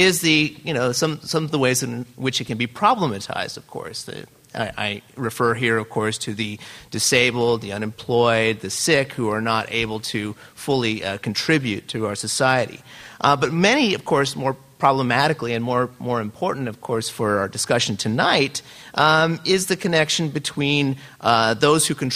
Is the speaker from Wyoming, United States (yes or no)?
no; El Paso, Texas, United States; growing up in El Paso, Texas